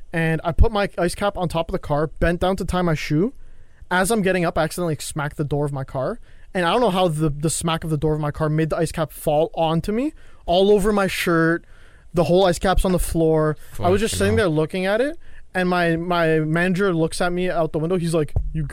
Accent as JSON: {"language": "English", "country": "Canada", "said": "I'm Canadian"}